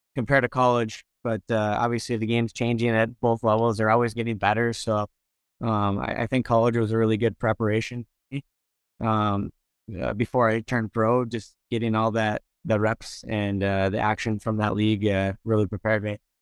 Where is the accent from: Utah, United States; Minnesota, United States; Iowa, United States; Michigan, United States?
Minnesota, United States; Minnesota, my hometown